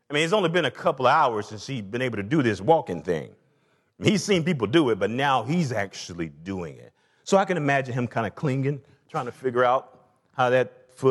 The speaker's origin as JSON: {"language": "English", "region": "the South", "country": "United States", "tie": "born or raised there", "said": "And like all good porches, again, I grew up in the South, and there was something about a porch."}